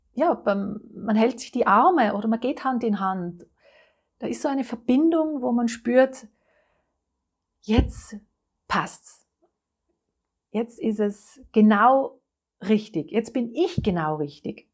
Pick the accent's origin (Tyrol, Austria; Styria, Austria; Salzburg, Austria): Tyrol, Austria; Innsbruck; moved away; Das äh, kommt nämlich aus Tirol, aus Innsbruck. Ich bin eine Tirolerin